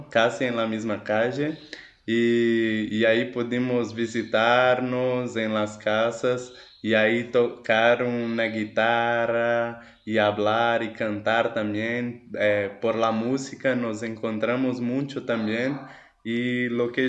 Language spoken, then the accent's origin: Spanish; Belo Horizonte, Minas Gerais, Brazil; first language Portuguese; Spanish is a second language; yo soy aquí de la ciudad de Belo Horizonte, que está en la provincia de Minas Gerais, en Brasil